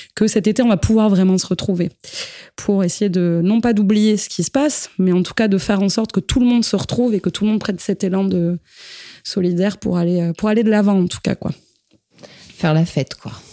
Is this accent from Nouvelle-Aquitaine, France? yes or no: yes; Basque Country, Nouvelle-Aquitaine, France; on est issus du Pays basque